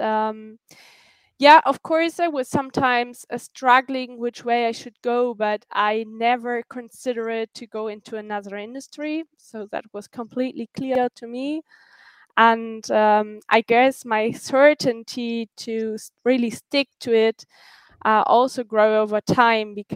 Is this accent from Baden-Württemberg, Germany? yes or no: no; North Rhine-Westphalia, Germany; I grew up on a farm in North Rhine-Westphalia with boarding horses